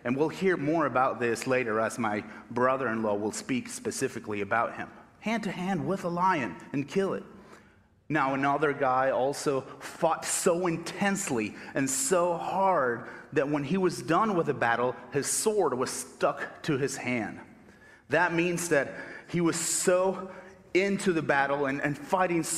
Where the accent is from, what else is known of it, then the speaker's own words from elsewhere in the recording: Argentina; English is a second language; moved away as an adult; now in United States; I was born and raised in Argentina